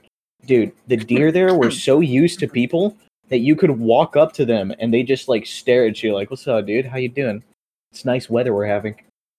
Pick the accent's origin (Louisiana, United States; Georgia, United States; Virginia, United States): Louisiana, United States; Opelousas; born there; now in San Antonio, United States; Yeah, I was born in Opelousas, Louisiana. Don't ask me to spell it. It's been 18 years, and I still don't fucking know.